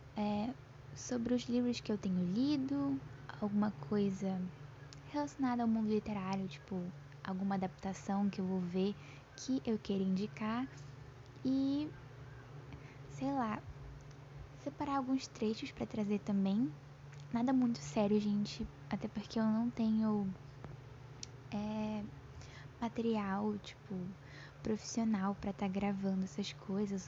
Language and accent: Portuguese; Pará, Brazil; eu tenho 14 anos, sou paraense